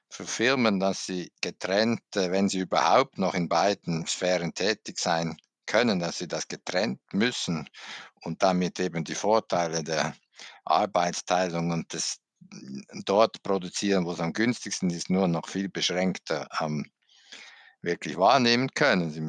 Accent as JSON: {"language": "German", "country": "Switzerland", "said": "als Schweizer sagen kann, was er genau"}